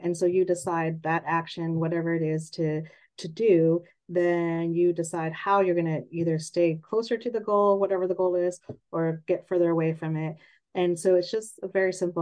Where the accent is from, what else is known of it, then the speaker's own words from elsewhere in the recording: San Jose, California, United States; also born or lived in Redlands, California / Bridgeport, Connecticut; I grew up in San Jose, the Bay Area, born and raised